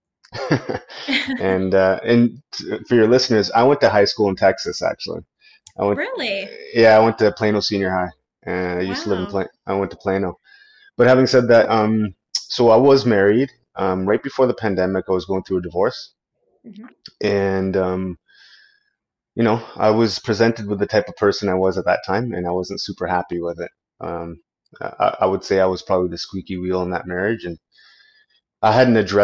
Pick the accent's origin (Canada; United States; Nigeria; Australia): Canada; I'm a Canadian law enforcement officer and veteran